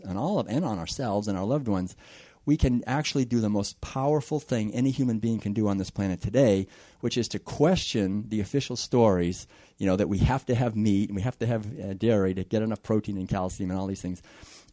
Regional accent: Concord, Massachusetts, United States; I was born and raised in Concord, Massachusetts back in the 50s

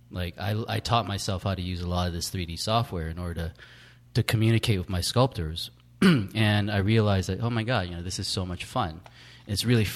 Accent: Bay Area, California, United States; I'm from the Bay Area

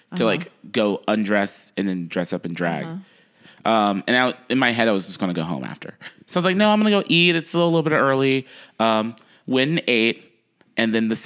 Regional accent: Louisiana, United States; I grew up in Louisiana

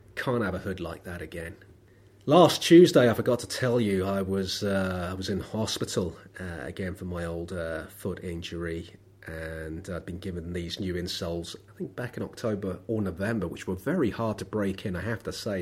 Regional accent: London, United Kingdom; I was born in Lambeth. I live in Lambeth. I've never been proud to come from Lambeth.

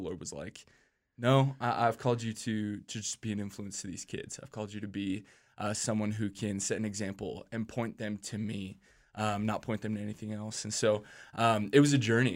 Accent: Minneapolis, Minnesota, United States; I grew up in Minneapolis, Minnesota

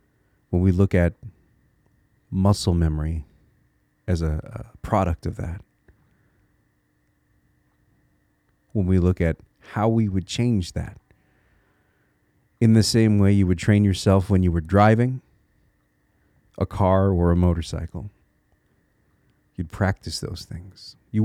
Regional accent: Connecticut, United States; now in Minnesota, United States; See, I'm a transplant. I live in Minnesota right now, but I'm from Connecticut.

